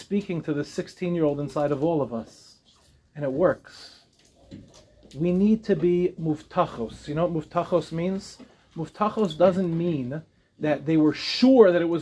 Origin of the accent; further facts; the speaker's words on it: Lawrence, New York, United States; I'm from Lawrence